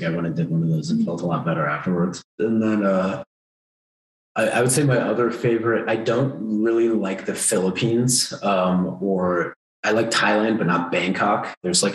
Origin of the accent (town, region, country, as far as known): United States; also born or lived in Asia